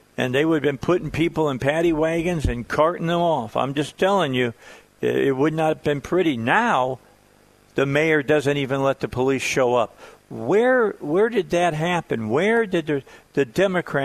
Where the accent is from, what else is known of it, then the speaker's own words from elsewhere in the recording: Chicago, Illinois, United States; moved away; I grew up in Chicago or right outside of Chicago